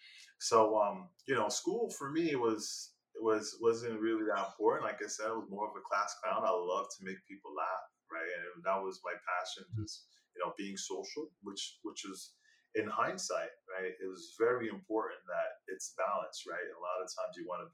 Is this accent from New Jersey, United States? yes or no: yes; Elizabeth, New Jersey, United States; growing up in Elizabeth, there was a lot of kids that just didn't have that type of head start.